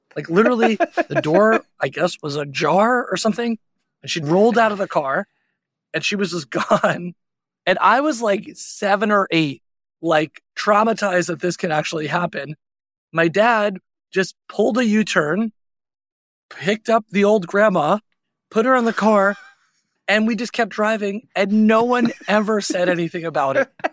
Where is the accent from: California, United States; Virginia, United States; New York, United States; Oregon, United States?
New York, United States; Long Island; I grew up on Long Island, which is about forty-five minutes out of the city